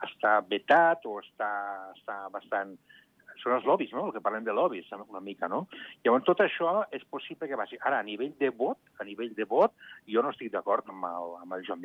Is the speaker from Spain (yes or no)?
no; Andorra; Home, Andorra té els votants que té les, la idiosincràsia que té el, el país. Som èquics andorrans i són els únics que tenen dret